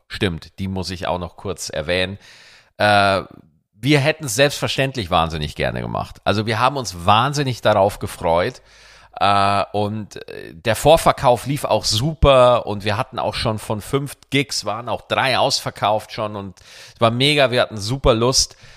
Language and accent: German; Bavaria, Germany; wo ich ja aufgewachsen bin in Bayern